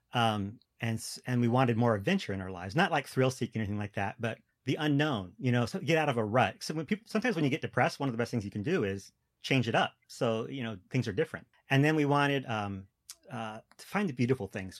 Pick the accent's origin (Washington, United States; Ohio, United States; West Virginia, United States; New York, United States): Washington, United States; moved away; also born or lived in Wisconsin; I'm from Washington State